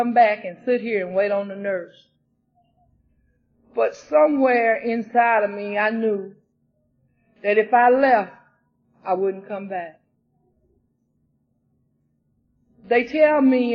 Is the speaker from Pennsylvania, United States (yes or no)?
no; Brunswick, Georgia, United States; the Brunswick group, my home, from my hometown